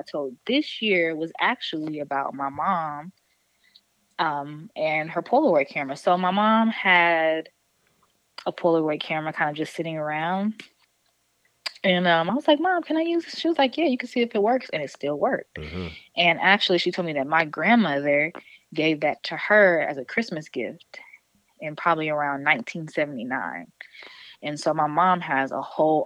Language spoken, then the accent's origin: English; East Point, Georgia, United States; moved away as an adult; also born or lived in Atlanta, Georgia; now in New Orleans, United States; I'm from East Point. And that is the Atlanta area. But I moved to New Orleans